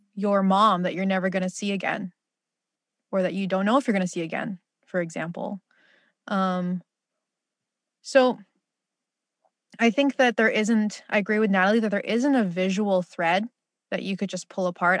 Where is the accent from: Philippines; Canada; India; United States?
Philippines; as a Filipino